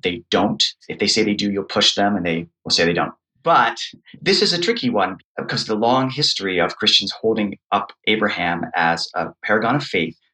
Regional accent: United States; an American Protestant who comes from an evangelical background

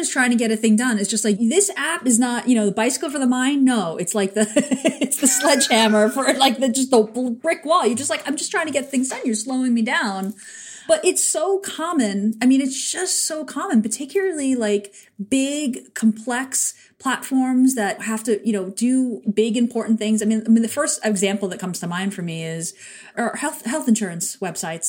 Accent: New York, United States; a New Yorker

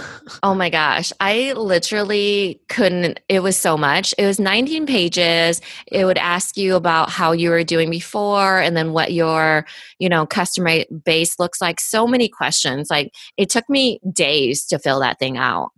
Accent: Iowa, United States; I'm from Iowa, small town person, immigrant

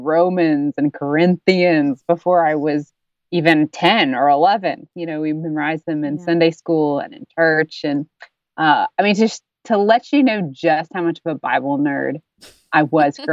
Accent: Dayton, Tennessee, United States; I'm from Dayton, Tennessee, which is home of the Scopes Monkey Trial of 1925

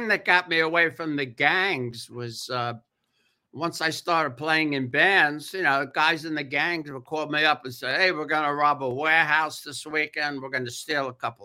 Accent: New York City, New York, United States; moved away; also born or lived in California; I grew up in the Bronx.

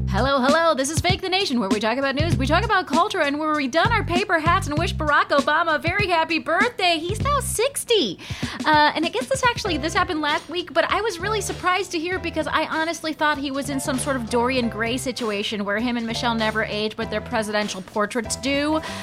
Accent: Palm Springs, California, United States; my hometown of Palm Springs, California

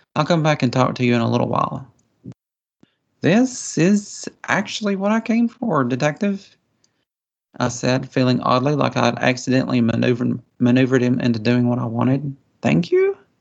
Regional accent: Appalachian Mountains, United States; accent: hillbilly; I was raised, you know, in the Appalachian Mountains. I'm kind of a hillbilly, as you can probably tell by my accent.

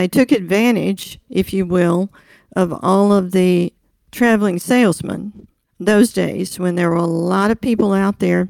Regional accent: Mississippi Delta, United States; I grew up in the Delta until I was 9 in a very small town with lots of farms around

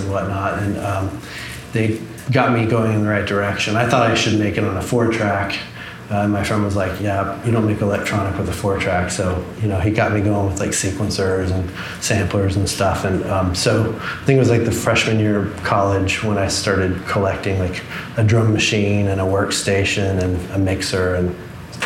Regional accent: Dallas, Texas, United States; moved away as an adult; also born or lived in Austin / California; now in Seattle, United States; I grew up in Dallas

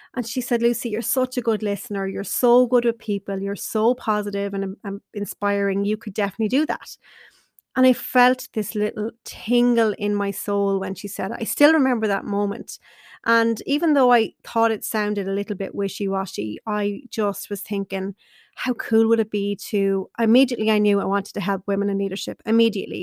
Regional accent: Carlow, Leinster, Ireland; I wanted to stay in my hometown in Carlow

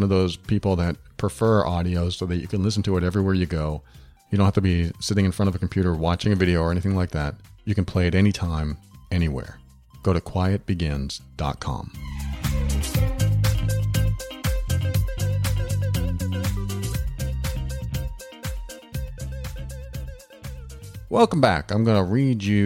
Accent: Massachusetts, New Hampshire, New England, United States; I grew up in New England, Massachusetts, New Hampshire.

